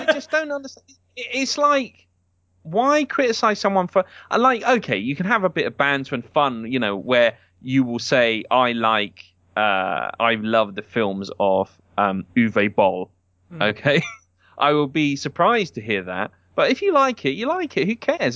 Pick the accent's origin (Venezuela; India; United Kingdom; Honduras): United Kingdom; as a British person